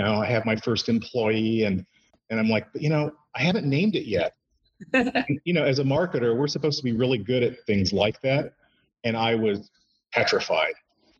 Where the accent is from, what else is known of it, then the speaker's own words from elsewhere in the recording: Indiana, United States; and then came back to my home state, Indiana.